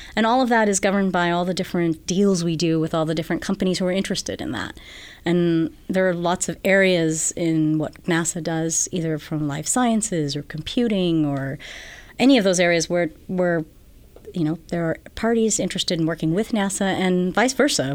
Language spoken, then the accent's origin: English; Guam; moved away as an adult; also born or lived in New York; now in California, United States; I'm from Guam originally.